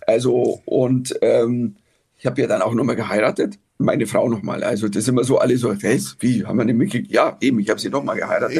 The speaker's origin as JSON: {"language": "German", "country": "Germany", "said": "als Deutscher"}